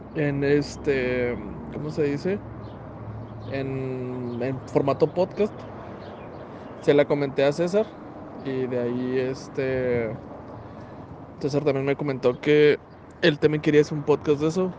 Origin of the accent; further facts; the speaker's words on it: Ciudad Juárez, Chihuahua, Mexico; also born or lived in Parral, Chihuahua; Llevo 26 años viviendo aquí en Ciudad Juárez